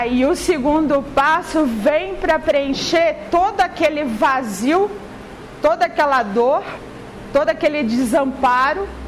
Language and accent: Portuguese; Florianópolis, Santa Catarina, Brazil; Gente, eu não sou carioca, sou manezinha, sou lá de Florianópolis, tá? É, o meu arrastar de voz, assim, já para explicar, né?